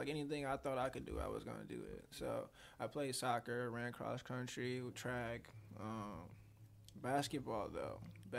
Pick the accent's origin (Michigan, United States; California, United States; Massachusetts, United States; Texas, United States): Michigan, United States; Taylor; also born or lived in Detroit, Michigan; I was probably in Detroit for maybe not even 2 years before I moved out to like the Downriver area. We started off in Taylor, but like all my roots is still in Detroit.